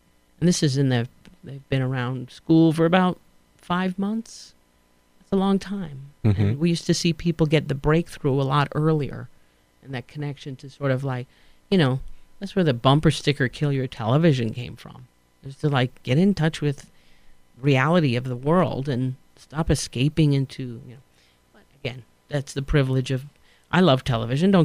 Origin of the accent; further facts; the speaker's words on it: New York City, New York, United States; I sound like, you know, right, I'm from Queens again. And it sounds very nasal